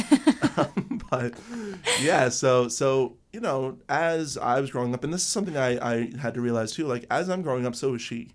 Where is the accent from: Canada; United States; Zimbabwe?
Canada; Windsor, Ontario; born or raised there; also born or lived in Owen Sound, Ontario